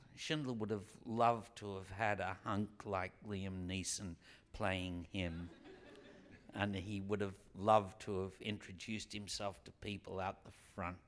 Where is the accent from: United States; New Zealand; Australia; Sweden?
Australia; I come from Australia, which is as far as the European diaspora can go.